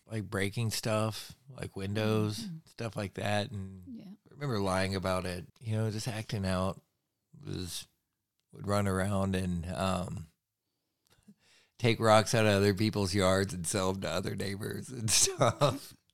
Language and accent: English; Rome, Georgia, United States; born there; also born or lived in New York / California; I was born in Georgia. born in Rome, Georgia, over on the um, western edge of Georgia